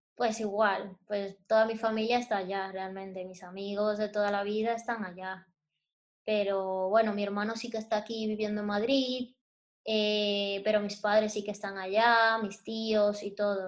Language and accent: Spanish; Santo Domingo, Distrito Nacional, Dominican Republic; moved away as an adult; also born or lived in San Cristóbal, Dominican Republic; now in Spain; yo realmente nací en San Cristóbal, que es un pueblo que está cerca de Santo Domingo, pero realmente me crié en Santo Domingo, que es la capital de la República Dominicana